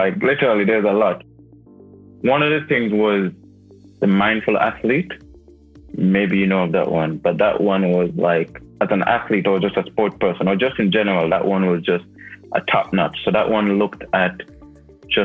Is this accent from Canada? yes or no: no; Jamaica; moved away; also born or lived in United Kingdom; I was born in Jamaica.